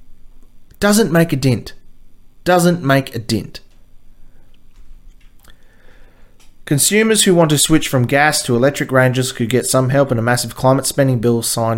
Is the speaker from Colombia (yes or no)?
no; Australia; here in Australia